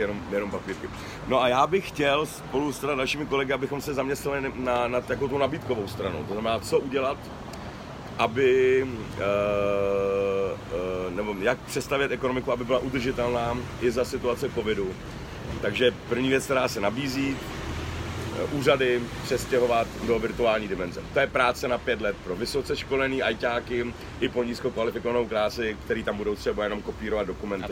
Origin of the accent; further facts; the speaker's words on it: Czechia; jsem se včera a dneska probouzel hrdý na to, že jsem Čech